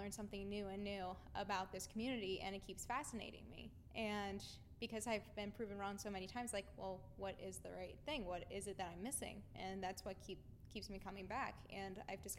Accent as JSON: {"language": "English", "town": "New Philadelphia", "region": "Ohio", "country": "United States", "said": "I'm from New Philadelphia, Ohio, so I live an hour and a half away"}